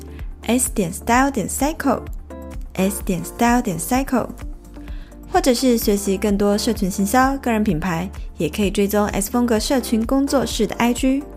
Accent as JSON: {"language": "Chinese", "region": "Taipei", "country": "Taiwan", "tie": "born or raised there", "said": "嗯哼，我也是土生土长的台北人，北部人，"}